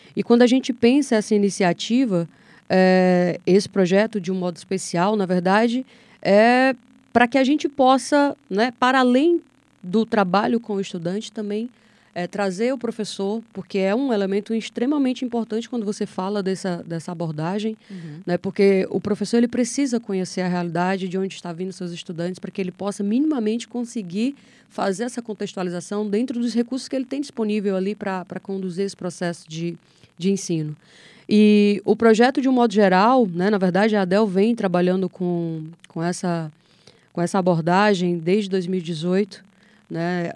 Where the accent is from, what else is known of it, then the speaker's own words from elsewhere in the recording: Apuiarés, Ceará, Brazil; Sou de Apuiarés, que é uma cidade vizinha a Pentecoste